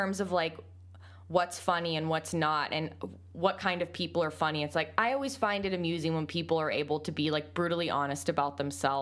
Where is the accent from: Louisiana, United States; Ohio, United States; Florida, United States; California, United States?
California, United States; I'm from California